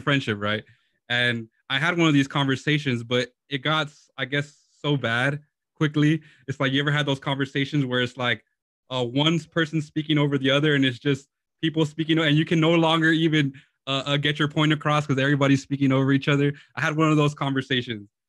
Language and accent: English; Lynwood, California, United States; Lynwood, California